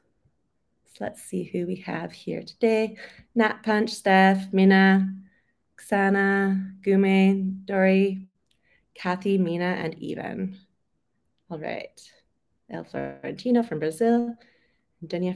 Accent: Vancouver, British Columbia, Canada; moved away as an adult; also born or lived in London, United Kingdom; I'm originally from Vancouver on the West Coast. So I lived there most of my life, and then I moved to London in the UK.

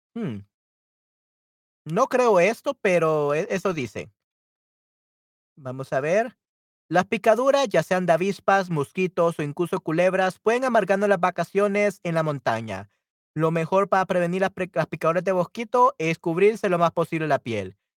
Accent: El Salvador; yo soy de El Salvador

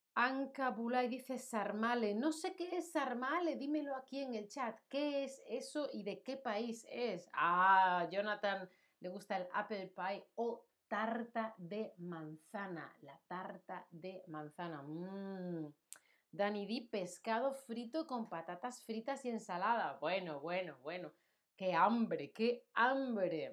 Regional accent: Spain

